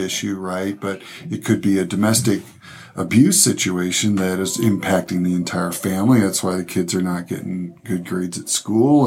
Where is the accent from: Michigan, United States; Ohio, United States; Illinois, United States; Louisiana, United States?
Michigan, United States; actually from Michigan, actually from my hometown in Michigan.